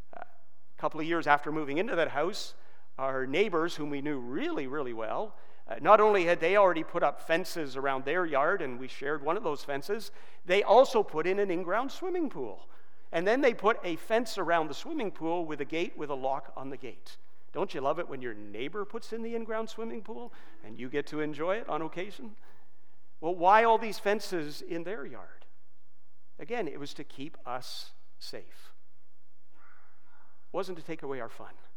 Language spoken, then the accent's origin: English; Georgetown, Ontario, Canada; also born or lived in England / Brampton; my parents were able to scrape down a down payment of $1,000 to buy a $21,000 brand new house in Georgetown